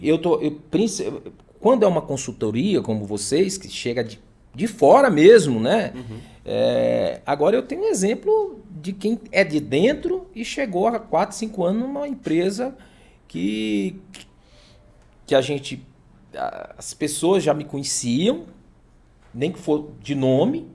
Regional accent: São Luís, Maranhão, Brazil; moved away as an adult; now in Imperatriz, Brazil; quando eu cheguei aqui há 15 anos, eu sou de São Luís

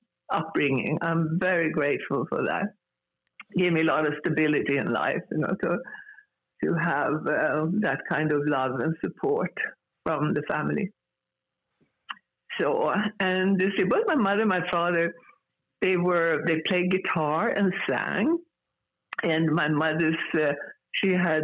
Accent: Gävle, Gävleborg County, Sweden; English is a second language; moved away as an adult; also born or lived in Stockholm, Sweden; now in Los Angeles, United States; I grew up in the city where I grew up in. It's called Gävle

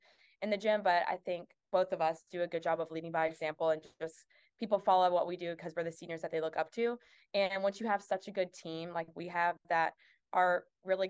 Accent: South Carolina, United States; I'm from South Carolina

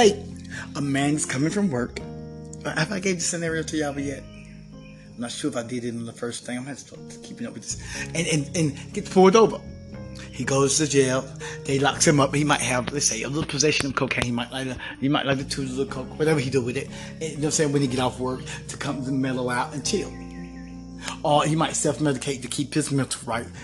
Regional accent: United States; I grew up in Hall County, you know, in the 80s

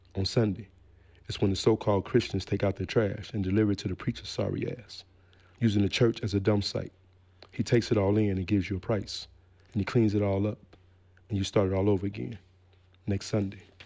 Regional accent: Gary, Indiana, United States; moved away as an adult; also born or lived in Memphis, Tennessee; I was born in Memphis, Tennessee, but I was raised in Gary, Indiana.

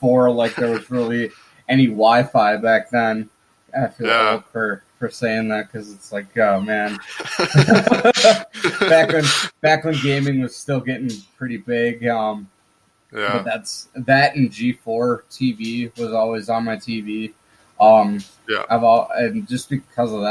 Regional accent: Minnesota, United States; I'm from the States, from Minnesota, USA.

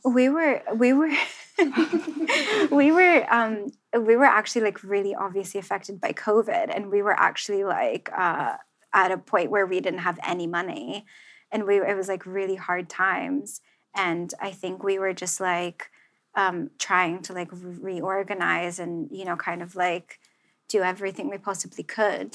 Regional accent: Central New Jersey, United States; now in London, United Kingdom; growing up in New Jersey, I did mm-hmm. not know, I didn't have anything like vintage or like, you know, it was like the mall.

